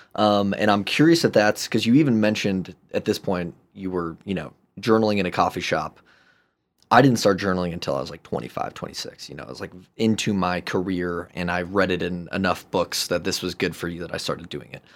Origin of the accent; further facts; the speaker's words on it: Chicago, Illinois, United States; moved away as an adult; also born or lived in San Francisco; I grew up in Chicagoland, love Chicago